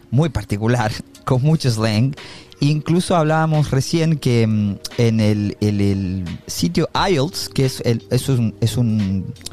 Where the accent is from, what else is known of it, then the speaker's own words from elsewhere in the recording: Chile; now in Australia; yo soy un chileno que vive en Australia